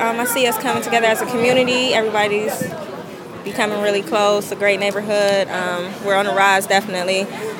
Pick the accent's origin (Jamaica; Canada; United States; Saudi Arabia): United States; Youngstown, Ohio; I grew up in Youngstown, so I've been here all my life, so it's pretty much here. I love it here. I had moved and came back.